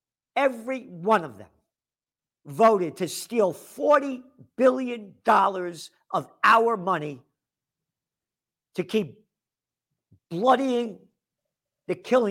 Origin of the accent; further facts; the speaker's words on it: United States; I am an American.